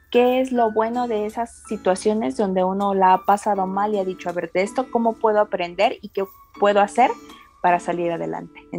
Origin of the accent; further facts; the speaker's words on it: Mexico City, Mexico; soy de aquí de la Ciudad de México, tengo 25 años